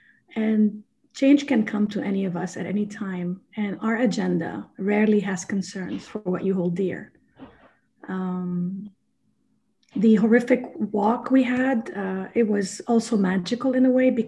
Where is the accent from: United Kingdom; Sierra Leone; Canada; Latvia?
Sierra Leone; born there; I was born in Sierra Leone, West Africa. So, and I've seen the poverty.